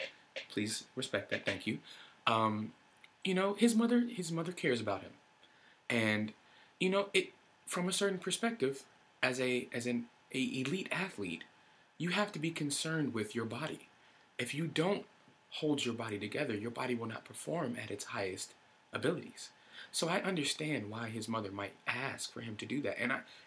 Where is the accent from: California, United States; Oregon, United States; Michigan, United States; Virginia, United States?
Oregon, United States; Portland; I am from the Pacific Northwest, specifically Portland, Oregon.